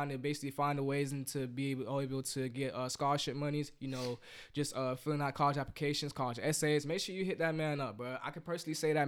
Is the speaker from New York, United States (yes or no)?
no; Broward County, Florida, United States; also born or lived in Virginia; I'm from Broward County